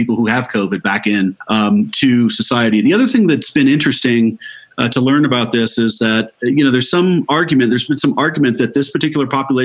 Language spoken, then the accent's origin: English; Colorado, United States; my home state of Colorado